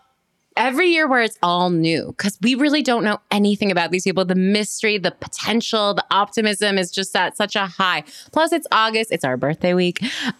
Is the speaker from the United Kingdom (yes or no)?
no; Canada; As a Canadian